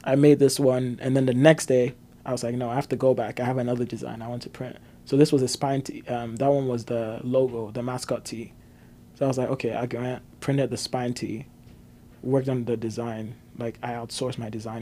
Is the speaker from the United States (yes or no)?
no; Ghana; moved away as an adult; now in Canada; I grew up in Ghana